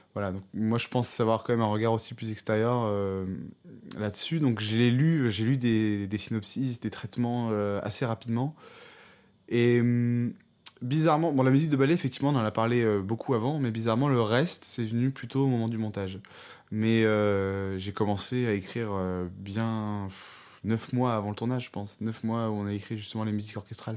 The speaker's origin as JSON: {"language": "French", "country": "France", "said": "on est français"}